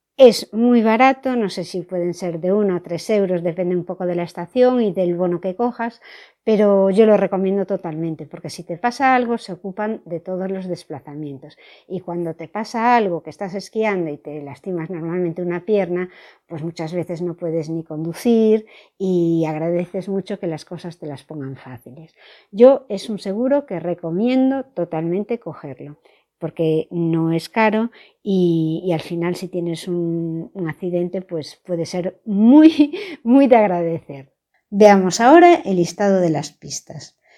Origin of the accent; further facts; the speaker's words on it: A Coruña, Galicia, Spain; yo soy de La Coruña